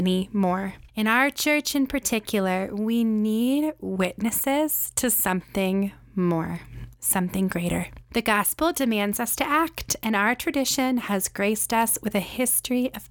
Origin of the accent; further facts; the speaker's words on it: Charlottesville, Virginia, United States; my hometown